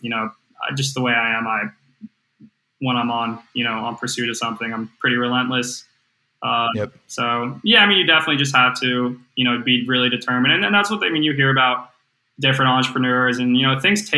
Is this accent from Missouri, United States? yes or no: no; Chapel Hill, North Carolina, United States; I'm from Chapel Hill, North Carolina.